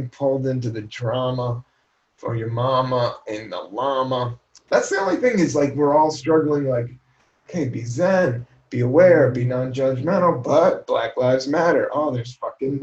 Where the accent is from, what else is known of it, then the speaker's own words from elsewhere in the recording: Buena Vista, Virginia, United States; moved away; also born or lived in Washington, D.C.; I grew up a lot of my life in Southern Virginia, Buena Vista, Virginia. I was born in Washington, D.C., downtown D.C. We moved when I was 9, and then we moved to Buena Vista, Virginia.